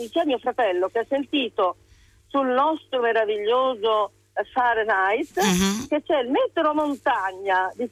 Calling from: Rome, Lazio, Italy; sì. siamo da Roma.

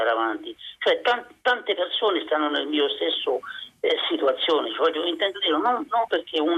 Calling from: Rome, Lazio, Italy; siamo da Roma.

